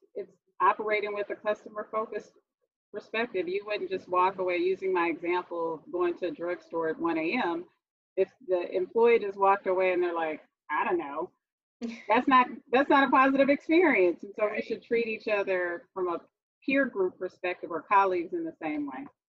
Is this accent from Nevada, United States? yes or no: no; Houston, Texas, United States; I'm from Houston, Texas. I'm in Houston right now